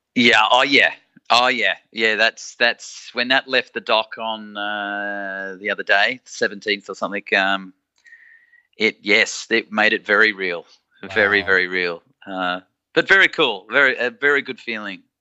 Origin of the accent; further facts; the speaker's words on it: Australia; us Aussies